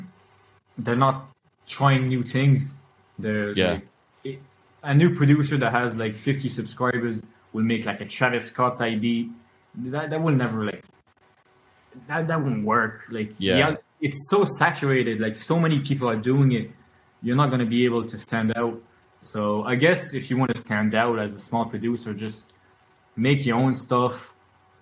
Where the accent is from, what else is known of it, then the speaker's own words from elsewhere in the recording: France; my father's from originally from Ireland, but my mother's French and I grew up in France, but at home we speak English, so that's how I got my English